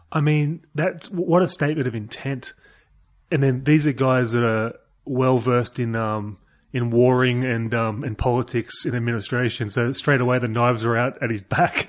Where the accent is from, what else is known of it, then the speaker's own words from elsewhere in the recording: Toronto, New South Wales, Australia; my hometown of Toronto